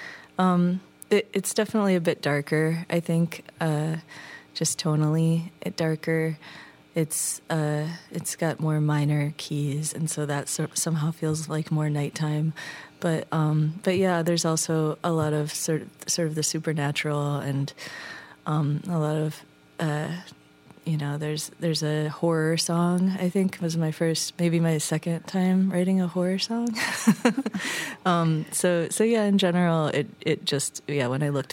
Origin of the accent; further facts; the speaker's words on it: Midwest, United States; also born or lived in Seattle; now in California, United States; I grew up in the Midwest